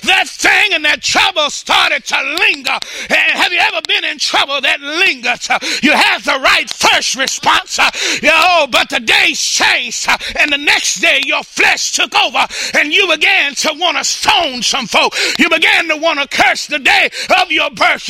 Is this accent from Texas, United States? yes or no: yes; Dallas, Texas, United States; I was born in South Dallas